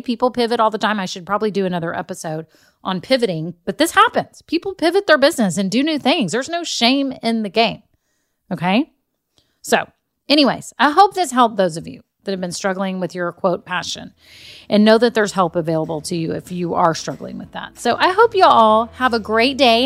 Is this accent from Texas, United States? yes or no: yes; Texas, United States; I grew up in Texas